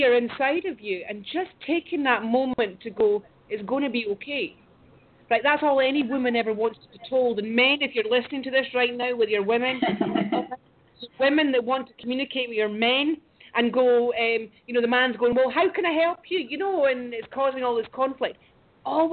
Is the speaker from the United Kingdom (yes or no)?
yes; United Kingdom; I moved back up to my hometown to this glorious place